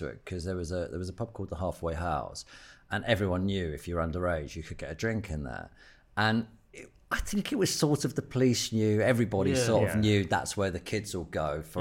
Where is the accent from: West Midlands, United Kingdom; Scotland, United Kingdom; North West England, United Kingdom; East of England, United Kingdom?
East of England, United Kingdom; Hertfordshire; also born or lived in London; I grew up in Hertfordshire, in like a little town out there.